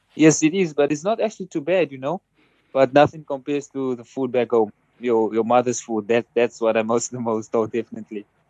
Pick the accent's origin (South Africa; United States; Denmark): South Africa; moved away as an adult